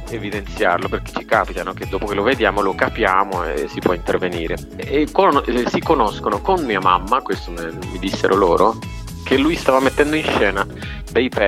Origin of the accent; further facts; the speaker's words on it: Cali, Valle del Cauca, Colombia; e, e, cresco negli anni 80-90 e poi nasco in una città molto molto particolare che è Cali.